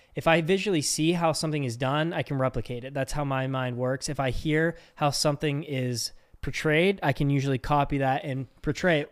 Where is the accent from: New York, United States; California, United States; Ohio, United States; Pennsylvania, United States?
Pennsylvania, United States; Pittsburgh; accent: Pittsburgh; We're all from Pittsburgh